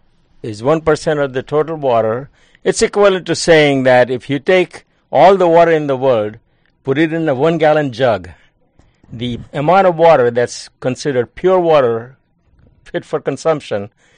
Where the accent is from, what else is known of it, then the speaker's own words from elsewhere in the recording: India; moved away as an adult; also born or lived in Mumbai, India / Kansas, United States / Rochester, New York, United States; now in Hudson Valley, United States; I grew up in India, and at age 16, I went to University of Bombay, which is now called Mumbai.